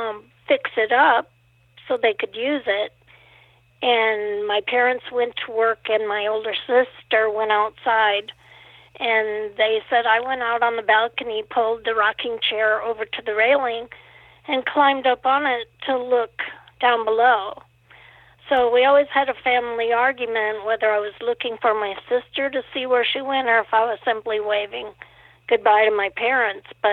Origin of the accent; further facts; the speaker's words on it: Omaha, Nebraska, United States; moved away; also born or lived in Montana / Faribault, Minnesota; I was born in Montana, but when I was a month old, we moved to Omaha, Nebraska